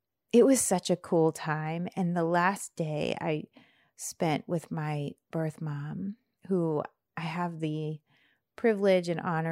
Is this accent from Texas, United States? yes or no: no; Bradford, Pennsylvania, United States; And it's mountainous, and I don't know how it took 40 years for me to realize that my hometown is mountainous. Like, I am a mountain girl.